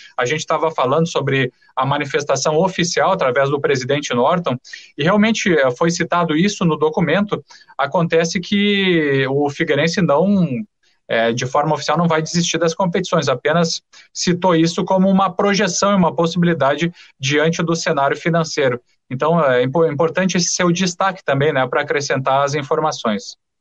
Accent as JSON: {"language": "Portuguese", "town": "Santa Maria", "region": "Rio Grande do Sul", "country": "Brazil", "tie": "born or raised there", "moved": "as an adult", "lives_now": "Florianópolis, Brazil", "said": "Santa Maria, Rio Grande do Sul"}